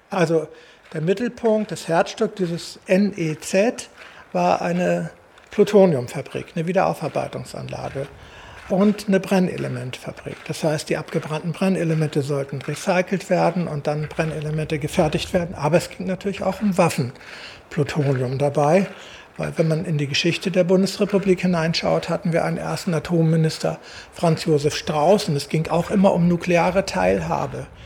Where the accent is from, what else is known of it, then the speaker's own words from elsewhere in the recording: Gorleben, Lower Saxony, Germany; meine Großeltern lebten in Gorleben. Mein Opa war da Lehrer und ich habe auch einen Großteil meiner Kindheit in Gorleben tatsächlich direkt verbracht.